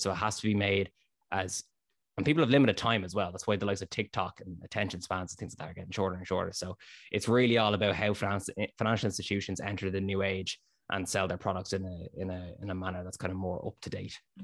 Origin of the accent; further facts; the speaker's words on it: Dublin, Leinster, Ireland; also born or lived in North Inner City, Dublin; Born and raised in Ballantyre, Dublin, Ireland